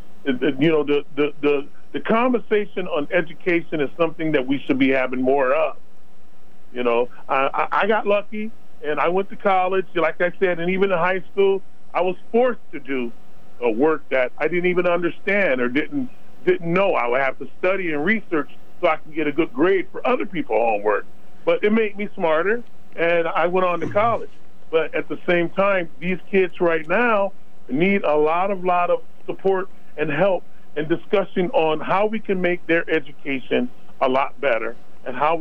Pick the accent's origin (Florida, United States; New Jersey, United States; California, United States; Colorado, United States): California, United States; Los Angeles; I was born and raised in Los Angeles, California, with all the gangs and everything